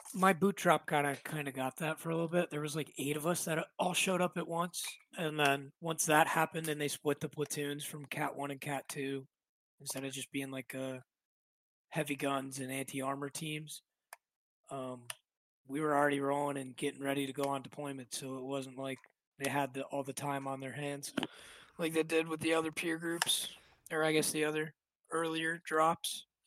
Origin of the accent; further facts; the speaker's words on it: Rochester, New York, United States; moved away as an adult; I grew up in Rochester, New York, uh, upstate New York, in between Buffalo and Albany